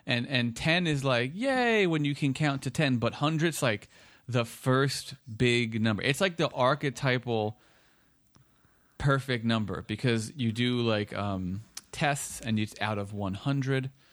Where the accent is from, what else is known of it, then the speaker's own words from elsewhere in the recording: Woodbridge, New Jersey, United States; where I was growing up in Woodbridge